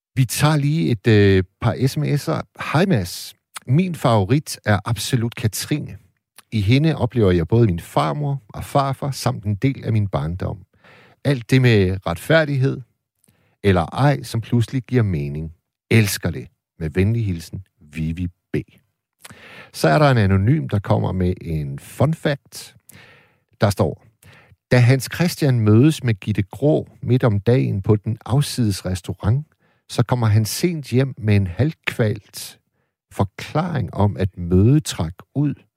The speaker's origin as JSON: {"language": "Danish", "town": "Hirtshals", "region": "North Denmark Region", "country": "Denmark", "tie": "born or raised there", "said": "i Hirtshals, hvor jeg er vokset op"}